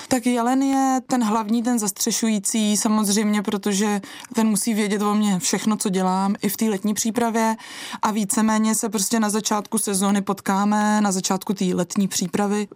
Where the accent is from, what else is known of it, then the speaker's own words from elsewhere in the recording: Krkonoše, Czechia; u nás doma v Krkonoších